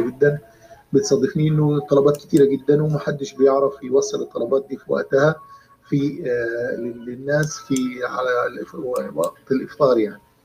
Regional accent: Sohag, Sohag Governorate, Egypt; في مصر او في بلدي سوهاج

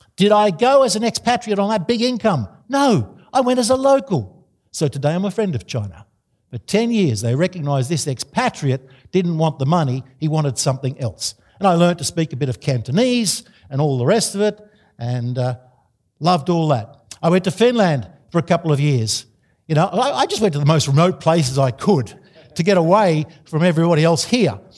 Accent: Australia; I'm an Australian.

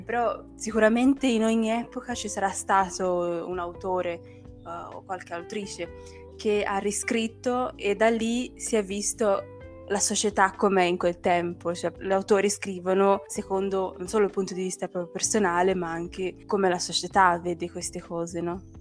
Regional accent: Brazil; moved away; essendo brasiliana

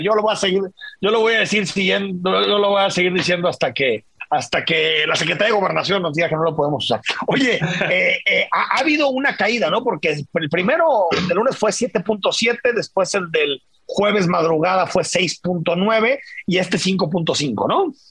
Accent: Mexico; somos los mexicanos

